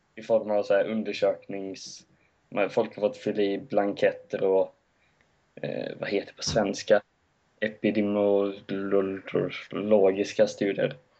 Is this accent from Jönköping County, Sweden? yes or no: no; Gothenburg, Västra Götaland, Sweden; att jag inte är skåning, att jag är hel göteborgare.